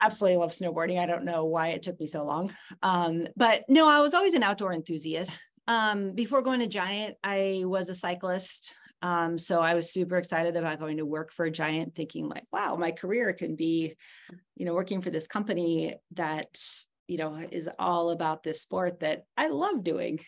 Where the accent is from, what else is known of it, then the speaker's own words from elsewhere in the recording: California, United States; moved away; I was born and raised in California